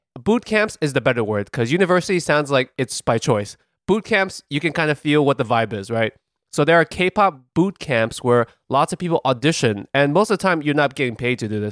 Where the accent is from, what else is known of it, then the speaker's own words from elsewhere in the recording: New York, United States; as a New Yorker